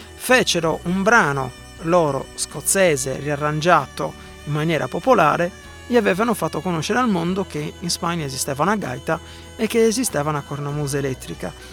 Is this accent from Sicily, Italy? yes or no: no; Sardinia, Italy; sono sardo